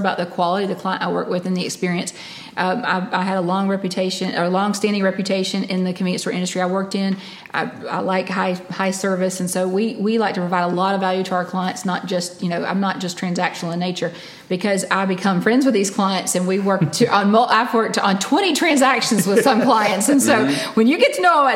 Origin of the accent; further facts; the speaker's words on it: Alabama, United States; also born or lived in California; now in Panama City Beach, United States; growing up in Alabama, we had tornadoes rip through and destroy whole towns